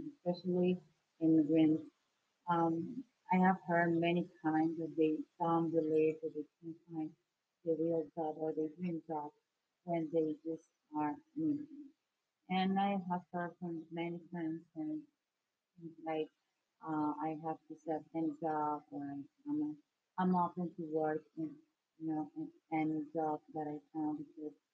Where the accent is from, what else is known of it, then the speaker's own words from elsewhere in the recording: Venezuela; moved away as an adult; now in United States; I'm from Venezuela